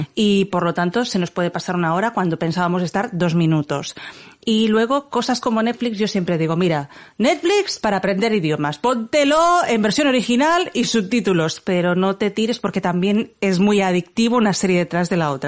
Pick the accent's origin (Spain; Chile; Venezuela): Spain; Barcelona, Catalonia; somos de Barcelona